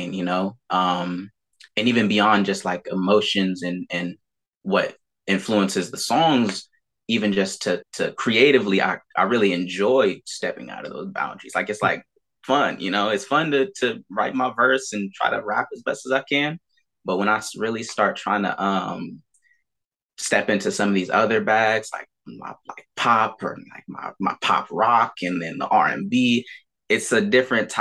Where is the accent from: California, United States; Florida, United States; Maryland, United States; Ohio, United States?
California, United States; Fairfield; also born or lived in Vallejo, California / Suisun City, California; I've lived in Fairfield and Sassoon, kind of back and forth between those two for pretty much all of my life